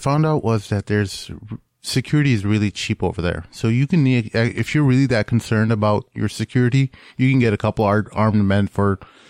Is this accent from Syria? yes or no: no; Hyderabad, Telangana, India; I'm originally Indian.